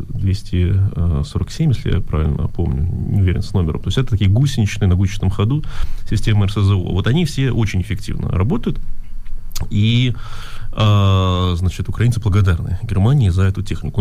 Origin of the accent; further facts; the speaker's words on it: Russia; first language Russian; now in Germany; я родился в России, и русский мой первый язык